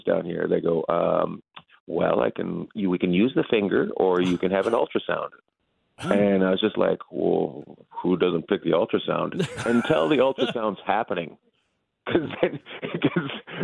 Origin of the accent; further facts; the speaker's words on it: Terrace, British Columbia, Canada; now in Long Beach, United States; I grew up in Terrace, British Columbia